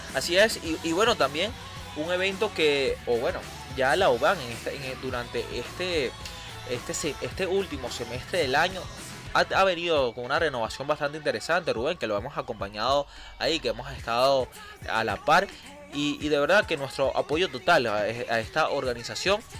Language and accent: Spanish; Venezuela; como venezolanos